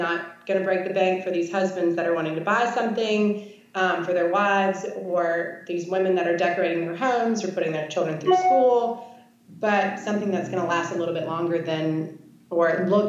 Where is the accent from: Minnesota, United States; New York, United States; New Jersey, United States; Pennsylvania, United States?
New York, United States; now in Shreveport, United States; here I am coming from New York to Shreveport, Louisiana.